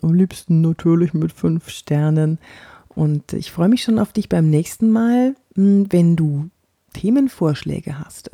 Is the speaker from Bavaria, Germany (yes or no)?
yes; Franconia, Bavaria, Germany; accent: Franconian; also born or lived in Munich; Also ich bin Fränkin, wie du, wie du hörst. Ich bin in Frankenland aufgewachsen. Naja gut, ich bin in München geboren, bin in Franken aufgewachsen